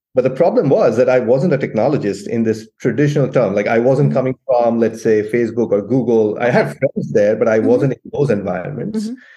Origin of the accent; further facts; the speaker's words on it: India; moved away as an adult; now in United States; I grew up in India, I came to the US, I'm mm-hmm. still mm-hmm. connected to my family in India.